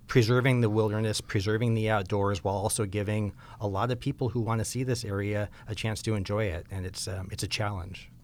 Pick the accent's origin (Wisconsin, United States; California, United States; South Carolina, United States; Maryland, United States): California, United States; Southern; I grew up in Southern California